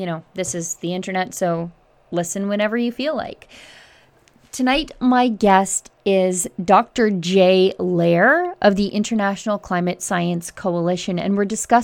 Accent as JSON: {"language": "English", "region": "Alberta", "country": "Canada", "said": "as a Canadian and as an Albertan"}